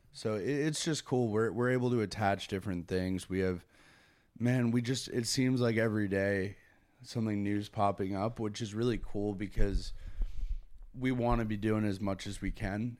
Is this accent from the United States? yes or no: yes; Connecticut, United States; Growing up in Connecticut was, I mean, it was a good, good upbringing